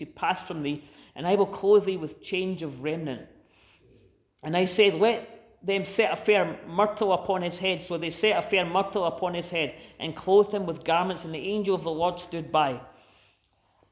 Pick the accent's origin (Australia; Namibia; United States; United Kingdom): United Kingdom; Scotland; as a Scottish person